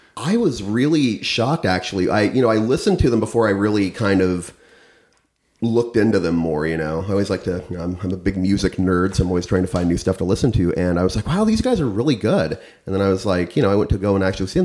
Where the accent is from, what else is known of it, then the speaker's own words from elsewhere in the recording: central Illinois, United States; now in St. Louis, United States; I'm from more central corn and cow country in uh, middle Illinois